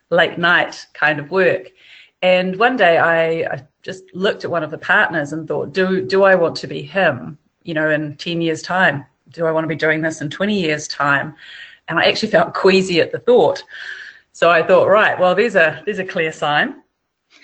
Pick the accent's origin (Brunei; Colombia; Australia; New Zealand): New Zealand; moved away as an adult; also born or lived in Latin America; I'm from New Zealand and I'm sitting in New Zealand right now.